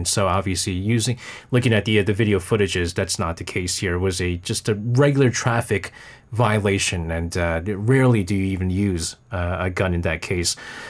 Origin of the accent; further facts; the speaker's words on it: India; When I got into Stanford University, it was very hard for me to get scholarship being Indian.